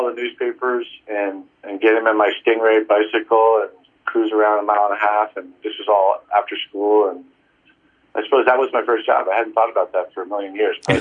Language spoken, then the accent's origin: English; Greenwich, Connecticut, United States; moved away as an adult; also born or lived in New York City / Princeton, New Jersey; now in San Francisco, United States; I grew up in Greenwich, Connecticut. My parents still live in the same house where I grew up.